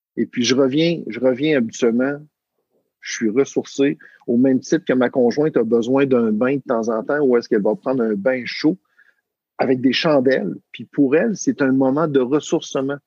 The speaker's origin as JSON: {"language": "French", "region": "Quebec", "country": "Canada", "accent": "Québécois", "said": "je viens du Québec, du Canada, donc, euh, les gens vont pouvoir, euh, détecter selon mon, mon accent."}